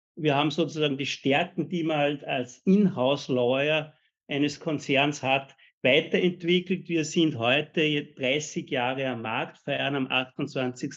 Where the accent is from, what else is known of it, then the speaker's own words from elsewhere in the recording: Austria; uns als Österreicher